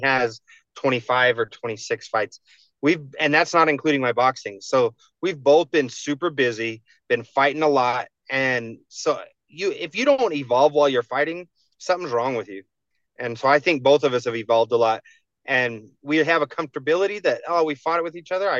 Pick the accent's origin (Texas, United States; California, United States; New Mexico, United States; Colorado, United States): New Mexico, United States; my home state